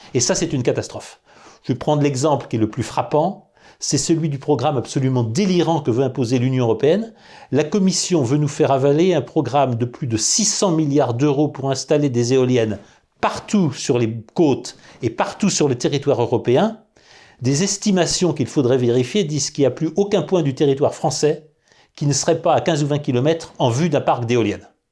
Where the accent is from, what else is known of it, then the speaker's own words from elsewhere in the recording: France; nous sommes des Français